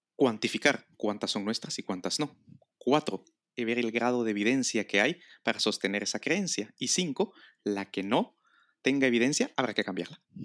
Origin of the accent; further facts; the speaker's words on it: Guatemala; now in Spain; yo nací en Guatemala que por lo tanto es mi primera nacionalidad, luego adquirí la nacionalidad española, entonces creo que soy español